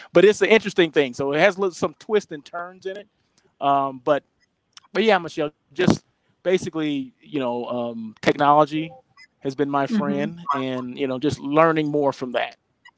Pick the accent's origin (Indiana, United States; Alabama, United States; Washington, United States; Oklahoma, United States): Oklahoma, United States; I'm from Oklahoma.